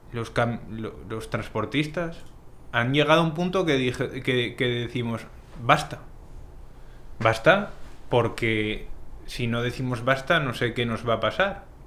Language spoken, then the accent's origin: Spanish; Asturias, Spain; moved away as an adult; now in Dominican Republic; yo soy de, una parte de España que es Asturias